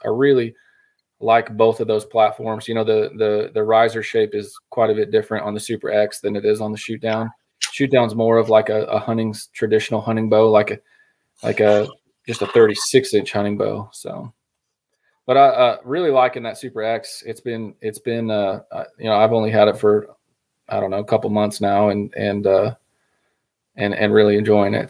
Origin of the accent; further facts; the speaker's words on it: Colorado, United States; moved away as an adult; also born or lived in Oklahoma; originally I'm from Colorado, and uh, moved to Oklahoma in college